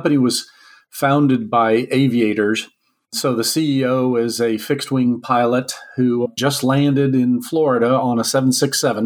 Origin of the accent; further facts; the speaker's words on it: Alberta, Canada; also born or lived in Texas; I was born in Canada to parents who were from Texas.